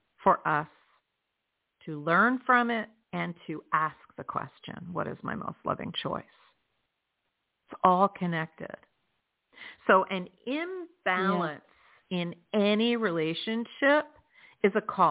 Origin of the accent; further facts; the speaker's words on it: New Jersey, United States; now in South Florida, United States; My home state is New Jersey. You know, where we are born is always going to be our home state. But where I live is South Florida